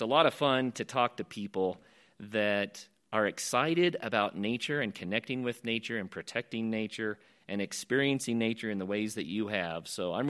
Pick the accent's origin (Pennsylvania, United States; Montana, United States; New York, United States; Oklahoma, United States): Oklahoma, United States; now in Colorado, United States; I grew up in Oklahoma